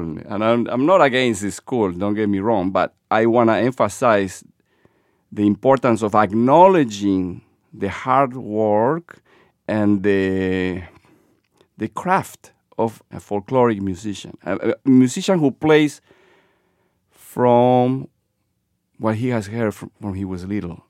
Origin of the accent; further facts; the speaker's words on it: Lima, Peru; moved away as an adult; now in Boston, United States; born and raised in Lima, Peru, Bostonian since twenty-five years ago.